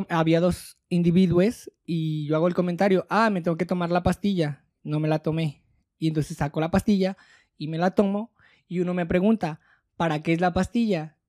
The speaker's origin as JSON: {"language": "Spanish", "country": "Mexico", "said": "como sociedad mexicana"}